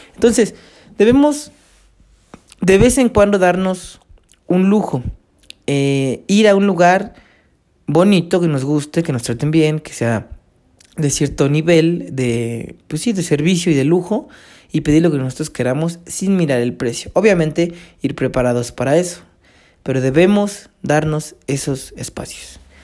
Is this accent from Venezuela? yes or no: no; Mexico; yo soy mexicano